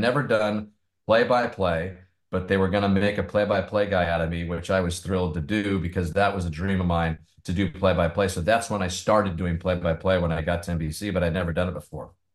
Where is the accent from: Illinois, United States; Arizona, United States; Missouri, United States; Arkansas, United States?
Arizona, United States; Tucson; growing up in Tucson